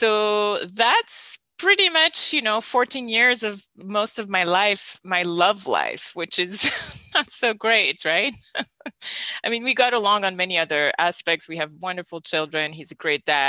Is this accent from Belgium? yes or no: yes; Belgium; I'm born and raised in Belgium